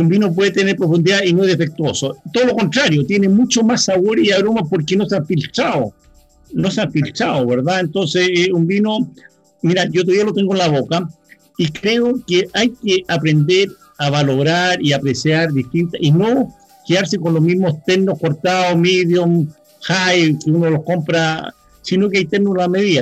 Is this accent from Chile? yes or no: yes; Chile; nosotros como chilenos